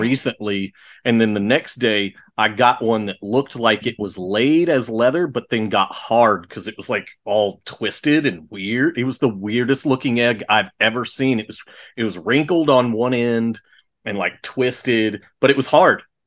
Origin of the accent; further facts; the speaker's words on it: Texas, United States; I grew up here in Texas